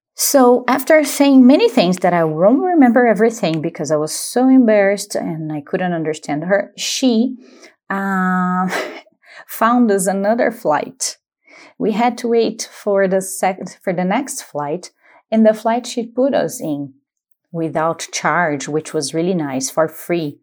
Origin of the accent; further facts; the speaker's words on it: Paulínia, São Paulo, Brazil; English is a second language; I am from Paulínia